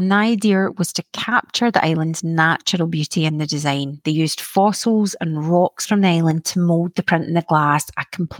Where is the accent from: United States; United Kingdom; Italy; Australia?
United Kingdom; Mull, Scotland; when I was growing up in Mull.